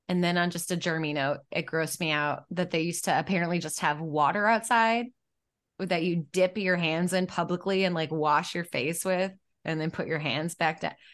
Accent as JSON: {"language": "English", "region": "Midwest", "country": "United States", "said": "I'm from the Midwest"}